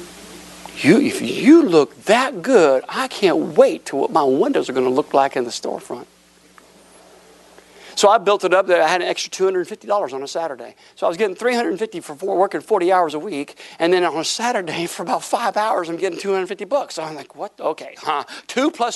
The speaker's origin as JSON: {"language": "English", "town": "Tampa", "region": "Florida", "country": "United States", "tie": "born or raised there", "also_born_or_lived": "Broken Arrow, Oklahoma / Tulsa, Oklahoma / Chicago", "moved": "as an adult", "said": "I'm a Florida boy. I wasn't born in Florida, but I grew up in Florida"}